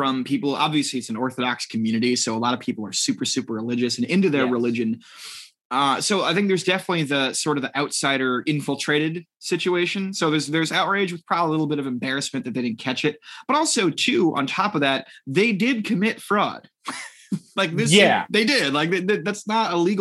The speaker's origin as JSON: {"language": "English", "region": "Northeast United States", "country": "United States", "tie": "born or raised there", "said": "I grew up in Northeast America."}